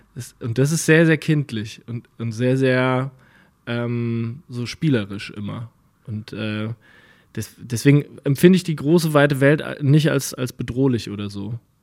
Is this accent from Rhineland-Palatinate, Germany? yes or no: yes; Winnweiler, Rhineland-Palatinate, Germany; moved away; in Winnweiler, in dem Dorf, wo ich herkomme